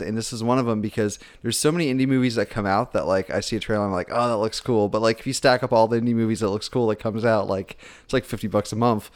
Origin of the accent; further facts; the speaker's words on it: Spartanburg, South Carolina, United States; also born or lived in Orlando, Florida; I was born in Florida, but I, I, spent most of my formative years in South Carolina